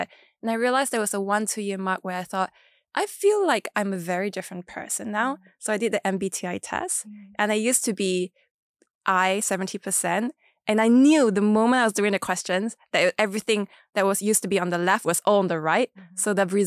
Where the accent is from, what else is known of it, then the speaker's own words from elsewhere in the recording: Kuching, Sarawak, Malaysia; I grew up in Borneo, which is very different from West Malaysia